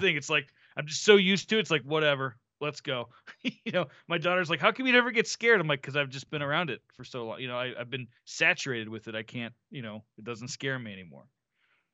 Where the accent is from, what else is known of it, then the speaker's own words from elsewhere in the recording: Florida, United States; now in Santa Fe, United States; growing up in Florida